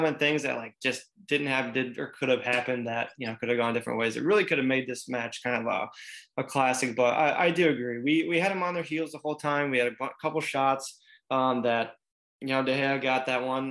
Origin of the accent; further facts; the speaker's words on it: United States; we are American